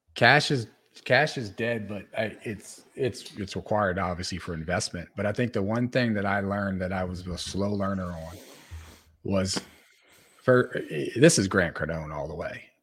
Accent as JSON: {"language": "English", "town": "New Orleans", "region": "Louisiana", "country": "United States", "said": "I come from New Orleans"}